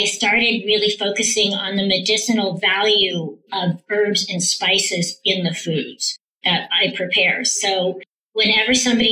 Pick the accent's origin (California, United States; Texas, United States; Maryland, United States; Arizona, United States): California, United States; Palo Alto; also born or lived in San Francisco, California; now in Las Vegas, United States; I'm originally from Palo Alto, California. And that's where we went to school. I mean, San Francisco, and then my parents moved us to Palo Alto. We went to school there